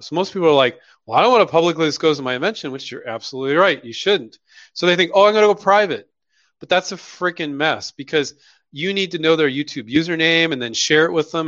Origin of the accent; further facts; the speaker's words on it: Silicon Valley, California, United States; I grew up in Silicon Valley